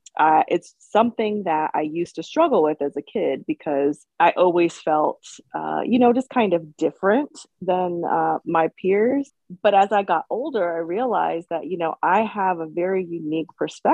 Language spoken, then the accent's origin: English; Germany; military family, growing up in another country, being biracial. My mother is German and my dad is Black, growing up in Germany.